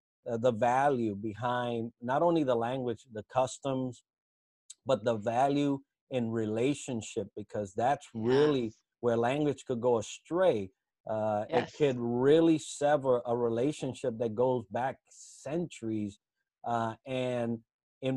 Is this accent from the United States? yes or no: yes; United States; as an American going abroad